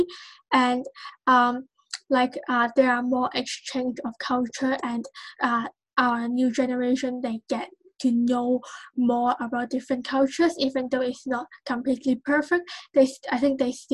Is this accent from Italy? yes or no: no; Hong Kong; I come from Hong Kong